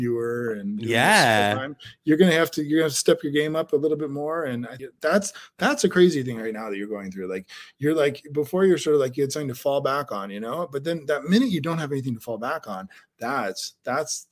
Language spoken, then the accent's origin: English; Denver, Colorado, United States; moved away as an adult; also born or lived in Amsterdam, Netherlands / New York; now in Netherlands; I grew up in Denver, Colorado